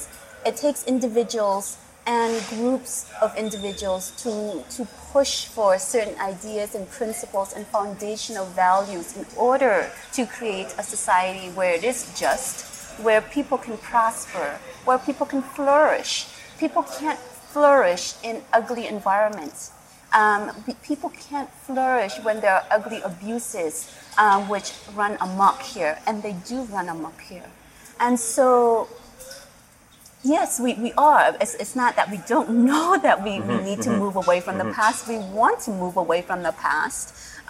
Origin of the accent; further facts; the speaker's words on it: Cambodia; born there; I was born here in Cambodia in 1971.